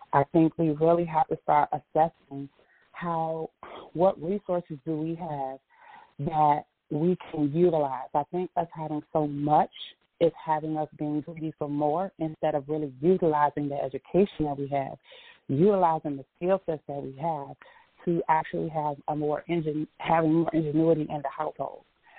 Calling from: Washington, District of Columbia, United States; I'm calling from the District of Columbia metropolitan area.

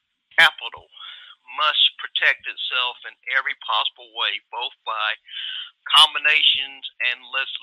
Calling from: Atlanta, Georgia, United States; from Atlanta. How you doing this evening?

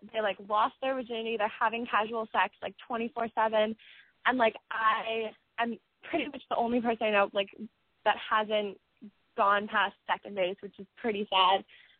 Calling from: Massachusetts, United States; I'm 19. I actually go to Emerson College. I'm calling from the Little Building

